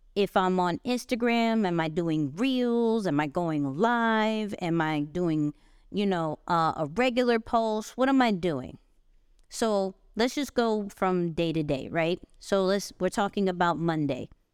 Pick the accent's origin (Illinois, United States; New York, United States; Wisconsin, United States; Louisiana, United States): New York, United States; I'm a New Yorker